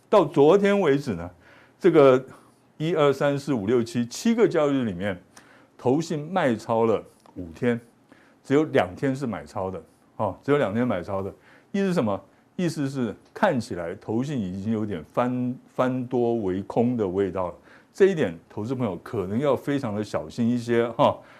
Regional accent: Taiwan; 我们台湾人的好处是什么？大家呢都很有这个自觉性。

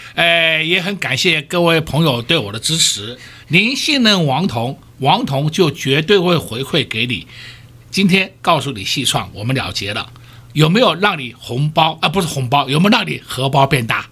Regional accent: Taiwan; 我们台湾人

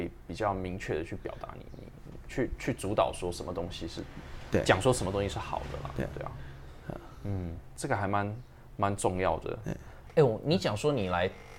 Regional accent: Taipei, Taiwan; 还是说因为我是因为我台北市长大的，我们我从小就跟比较传统的。

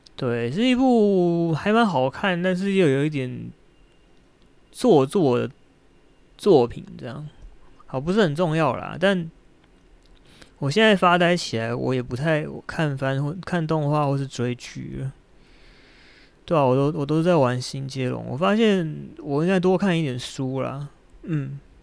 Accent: Shenkeng, New Taipei, Taiwan; moved away as an adult; also born or lived in Keelung; 我幼稚园到，到大学毕业在深坑住了二十年这样

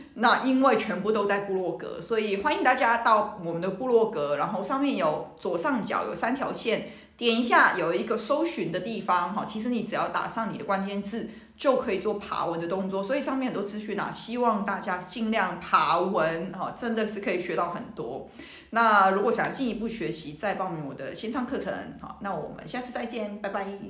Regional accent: Hong Kong; 我们香港人其实每天都在喝汤

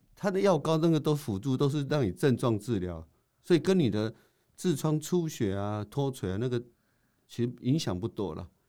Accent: Taiwan; 我们台湾人

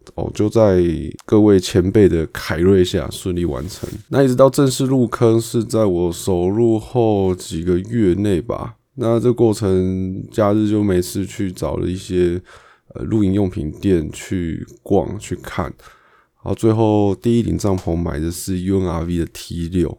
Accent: Taipei, Taiwan; 我是台北人嘛

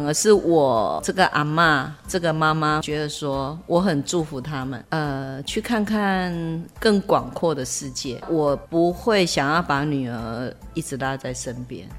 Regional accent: Taiwan; 对我们台湾人来说

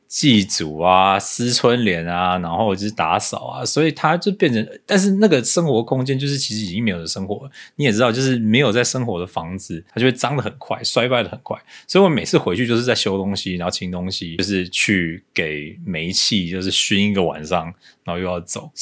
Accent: Taipei, Taiwan; 我家老家就在台北，我要去哪里？

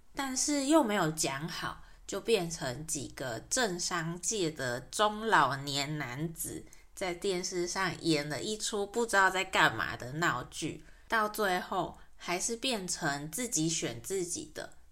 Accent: Taiwan; 在台湾出生长大的这一代人，在整个大环境下，我们很自然地就直觉我们是台湾人

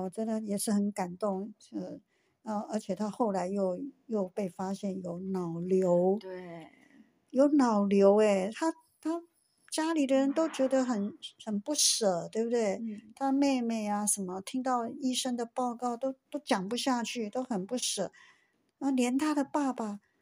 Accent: Taiwan; 我们台湾花莲

